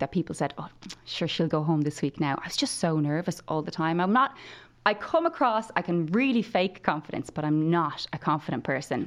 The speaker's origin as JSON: {"language": "English", "town": "Limerick", "region": "Munster", "country": "Ireland", "moved": "as an adult", "lives_now": "Kildare, Ireland", "said": "I was from Limerick. I'd never even probably stretched my legs outside Limerick at this point in my life."}